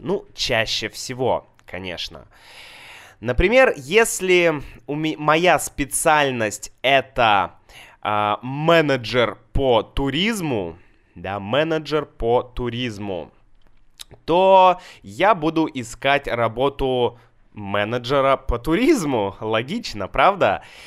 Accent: Saint Petersburg, Russia; в Санкт-Петербурге, это мой город, мой родной город

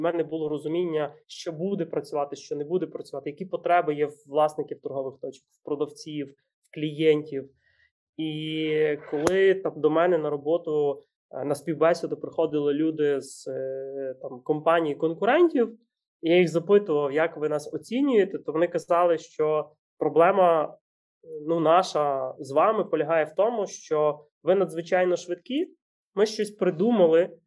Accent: Ukraine; ми народились в Україні

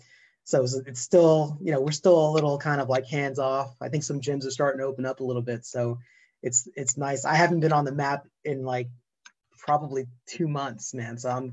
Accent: New York, United States; accent: New York; especially with my New York accent that I have sometimes.

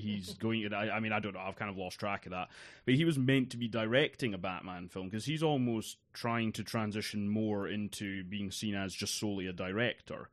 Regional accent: East Coast of Scotland, United Kingdom; I grew up on the East Coast of Scotland

